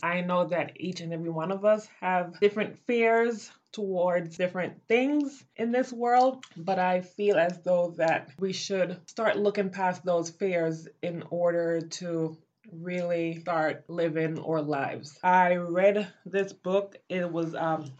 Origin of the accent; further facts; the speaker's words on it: Belize; now in United States; growing up in Belize